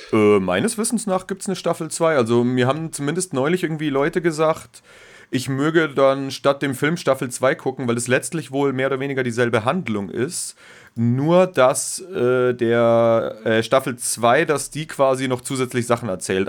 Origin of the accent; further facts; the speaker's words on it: Bavaria, Germany; als Bayer